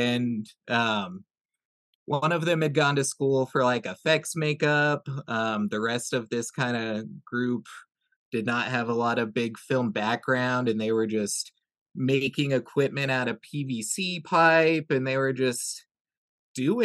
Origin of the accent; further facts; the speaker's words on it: Iowa, United States; moved away; we're both from Iowa originally